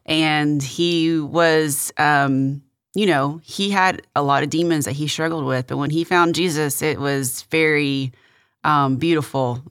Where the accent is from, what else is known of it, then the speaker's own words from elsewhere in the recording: Victoria, Texas, United States; also born or lived in Kingsville, Texas; now in Houston, United States; my mom and my brother and I moved to Victoria. And we, um, I grew up there from second grade through, uh, high school